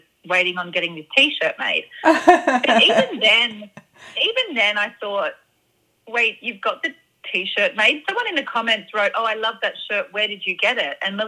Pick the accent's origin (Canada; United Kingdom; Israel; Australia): Australia; you know, she's Canadian, I'm Australian.